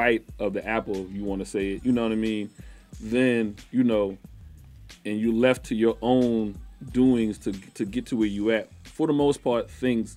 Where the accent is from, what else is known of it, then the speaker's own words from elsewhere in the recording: South Carolina, United States; I'm from South Carolina